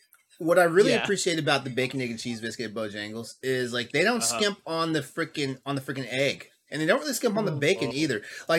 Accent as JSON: {"language": "English", "region": "Texas", "country": "United States", "tie": "born or raised there", "said": "I grew up in Texas."}